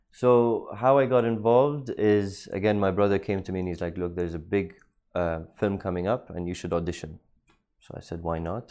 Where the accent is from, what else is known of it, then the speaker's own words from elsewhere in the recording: Dubai, United Arab Emirates; Born and raised in Dubai